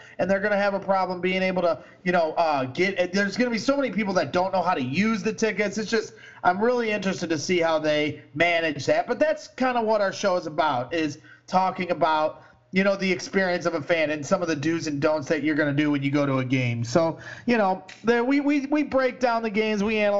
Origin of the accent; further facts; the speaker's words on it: Chicago, Illinois, United States; we're from Chicago. We are Chicago